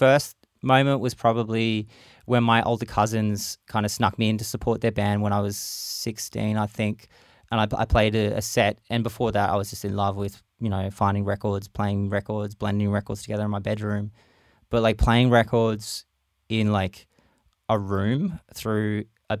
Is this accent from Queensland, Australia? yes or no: yes; Brisbane, Queensland, Australia; spent a lot more time in my hometown, Brisbane, Mianjin